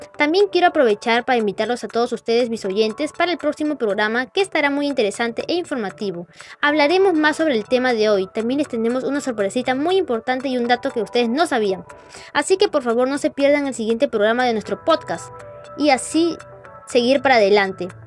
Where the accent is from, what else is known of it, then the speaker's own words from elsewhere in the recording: Peru; todos como hermanos peruanos